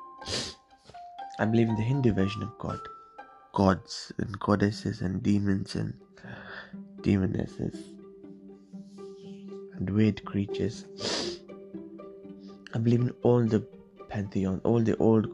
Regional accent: Sri Lanka; also born or lived in England; now in United Kingdom; I'm from Sri Lanka, or some of us would like to call it Tamilalam

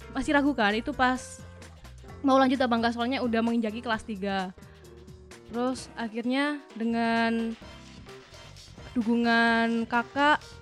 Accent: Malang, East Java, Indonesia; Tapi Malang, Malang Coret asli Kabupaten Malang.

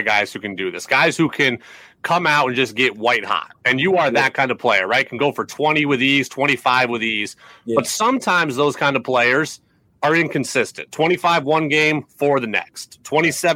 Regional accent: Seattle, Washington, United States; moved away; I grew up on the West Coast also. I grew up in Seattle.

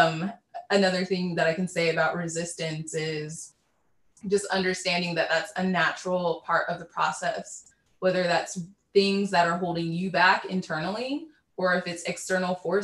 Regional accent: Cincinnati, Ohio, United States; I am from Cincinnati, Ohio

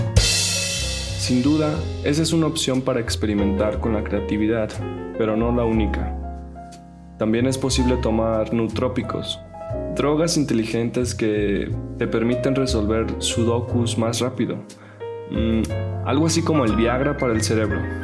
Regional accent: Sonora, Mexico; Como hombre sonorense, norteño

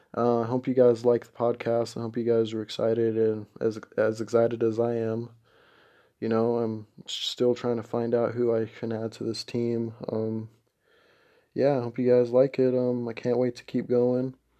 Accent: Minnesota, United States; I'm from Minnesota

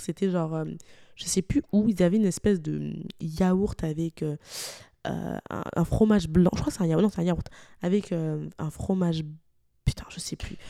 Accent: Lyon, Auvergne-Rhône-Alpes, France; moved away as an adult; now in Montreal, Canada; étant originaire de Lyon, je suis partie de Lyon

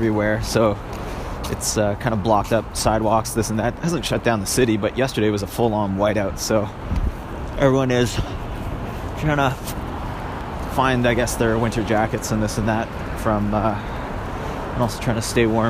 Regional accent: Canada; Growing up in Canada, also in a cold weather province

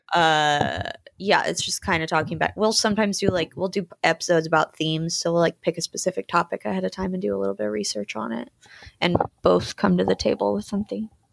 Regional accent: Georgia, United States; moved away as an adult; also born or lived in New Orleans / Germany / Austin; now in Los Angeles, United States; I'm from Georgia, I moved to New Orleans for college

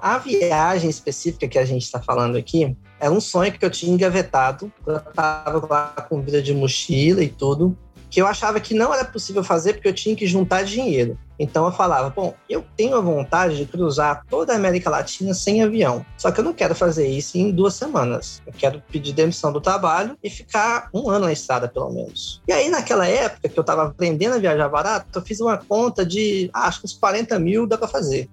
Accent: Goiânia, Goiás, Brazil; moved away; eu sou de Goiânia, né? Nascido e criado

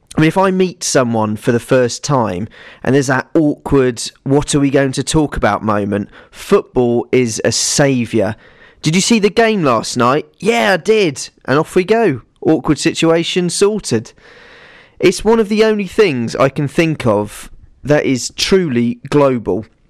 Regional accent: Winchester, South East England, United Kingdom; I'm from a little town called Winchester, which is in Hampshire

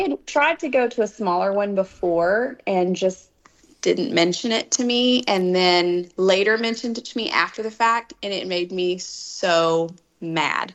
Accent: Dallas Fort Worth area, Texas, United States; We are from the Dallas Fort Worth area, from a little town outside of it, like 35 miles south. Um, and we actually grew up in the same town

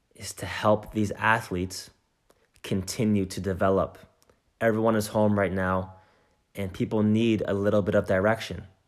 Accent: New Jersey, United States; I'm from New Jersey, which is right next door to New York City

